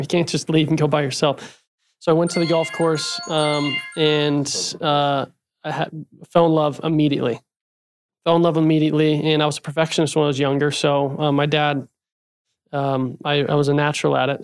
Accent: Utah, United States; also born or lived in Arizona; now in Scottsdale, United States; I was born in Utah and grew up playing junior golf with Tony

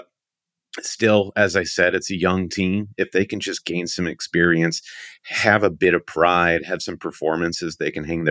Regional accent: Michigan, United States; I'm from Michigan

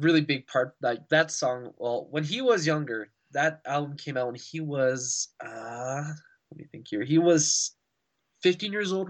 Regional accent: Edmonton, Alberta, Canada; I hail from Edmonton, Alberta in Canada.

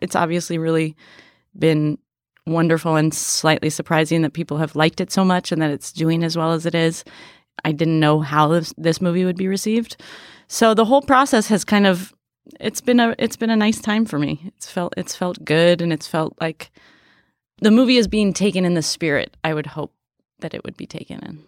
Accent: San Francisco, California, United States; now in New York, United States; I grew up in San Francisco in the Bay Area

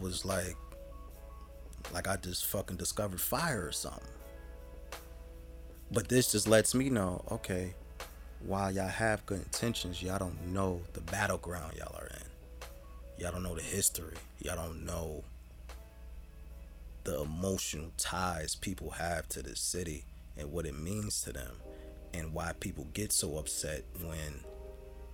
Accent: Jersey City, New Jersey, United States; we, good brother, you and I, are old Jersey City

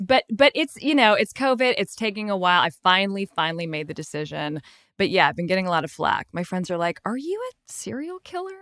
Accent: San Francisco, California, United States; now in South Pasadena, United States; I am currently in South Pasadena, but I'm originally from San Francisco

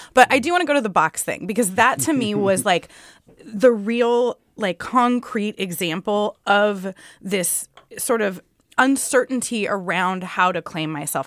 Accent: San Diego, California, United States; I grew up in San Diego in a not a super culturally Mexican household

